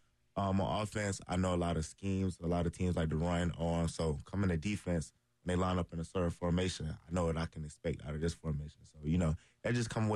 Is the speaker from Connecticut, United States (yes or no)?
no; Columbia, South Carolina, United States; my hometown